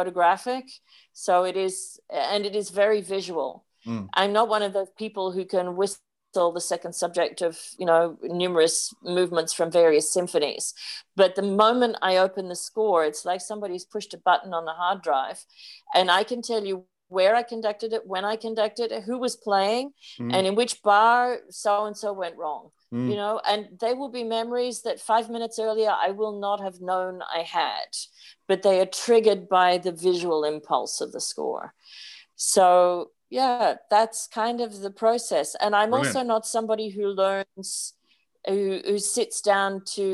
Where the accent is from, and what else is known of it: Sydney, New South Wales, Australia; born or raised there; moved away as an adult